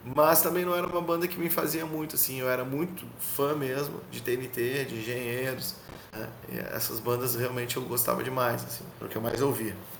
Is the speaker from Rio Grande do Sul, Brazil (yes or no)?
yes; Canoas, Rio Grande do Sul, Brazil; sou músico do Rio Grande do Sul, sou da cidade de Canoas